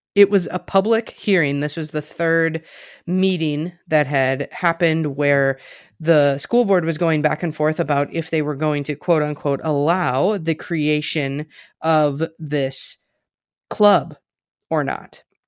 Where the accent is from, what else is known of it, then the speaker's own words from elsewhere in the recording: Richland Center, Wisconsin, United States; moved away as an adult; now in Minneapolis, United States; I am from a very small town in rural Southwest Wisconsin. It's called Richland Center